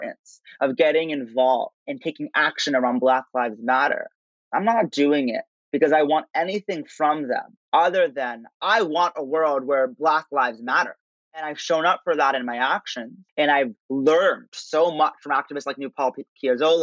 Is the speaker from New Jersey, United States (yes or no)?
yes; Princeton, New Jersey, United States; growing up in Princeton, New Jersey